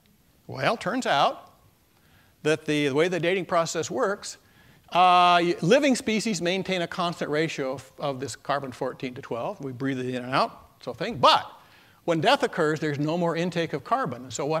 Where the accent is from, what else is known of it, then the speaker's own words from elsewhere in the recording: Hanford, Washington, United States; I came from the Hanford area, and I want to talk about that.